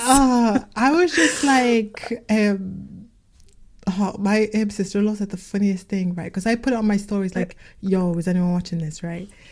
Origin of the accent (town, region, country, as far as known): Liverpool, North West England, United Kingdom; accent: Liverpool